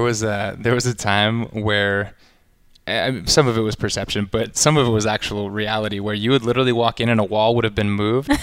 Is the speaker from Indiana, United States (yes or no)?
no; Austin, Texas, United States; I grew up in Austin, Texas